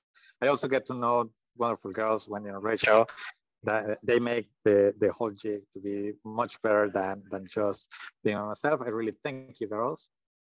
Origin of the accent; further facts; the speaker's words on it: Mexico; I'm coming from Mexico.